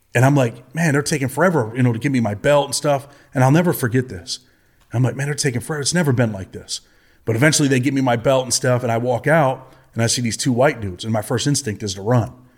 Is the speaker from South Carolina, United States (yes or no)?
no; Rochester, New York, United States; I'm from Rochester, New York. My childhood was, uh, pretty much a single mother on welfare